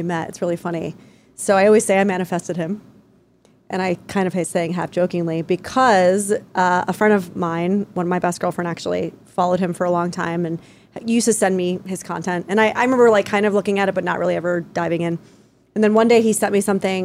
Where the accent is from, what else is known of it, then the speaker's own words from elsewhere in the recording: New York, United States; moved away; I'm from New York